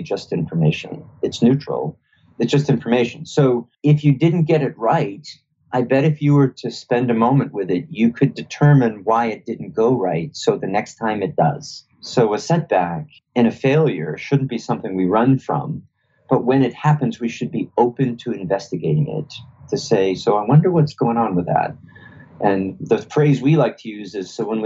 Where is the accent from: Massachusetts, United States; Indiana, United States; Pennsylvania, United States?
Massachusetts, United States; Boston; I grew up around Boston